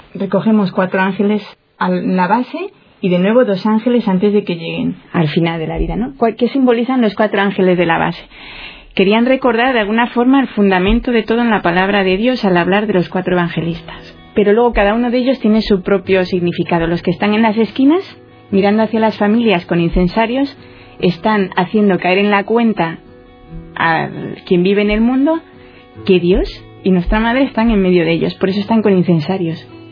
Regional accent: Santander, Cantabria, Spain; yo soy nacida en Santander y aquí hay, bueno, llueve un día sí y otro también

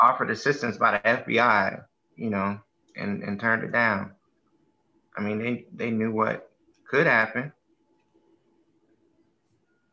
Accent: United States; We grew up in America

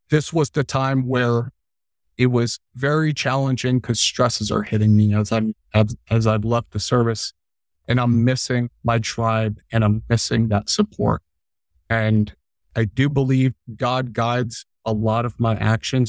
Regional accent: Arizona, United States; also born or lived in Long Island, New York; I grew up in Long Island, New York, moved to Arizona when I was a wee little guy. I know Arizona way better than I know New York.

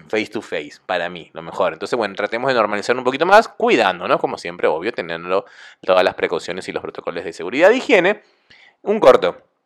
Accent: Argentina; Acá en Argentina

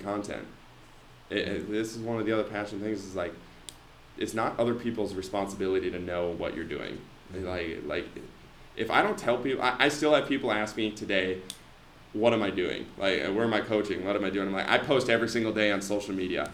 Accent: Foley, Minnesota, United States; I'm from Foley, a small little town

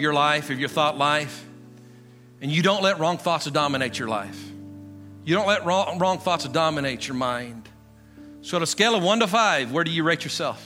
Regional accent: Guymon, Oklahoma, United States; I come from Guymon, Oklahoma. That's my natural identity

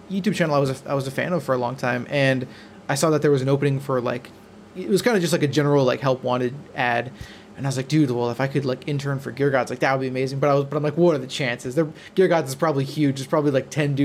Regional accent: Wisconsin, United States; moved away as an adult; now in Los Angeles, United States; I am originally from Wisconsin. Went to school at UW Oshkosh

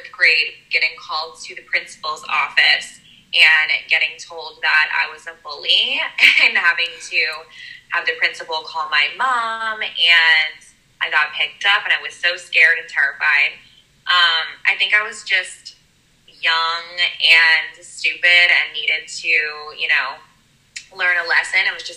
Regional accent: Philadelphia, Pennsylvania, United States; So I am from Philadelphia.

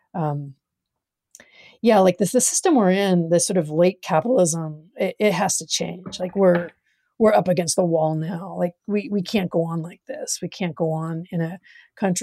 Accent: Farmington, New Mexico, United States; moved away as an adult; also born or lived in Berkeley, California, United States; I grew up in the Berkeley Hills initially.

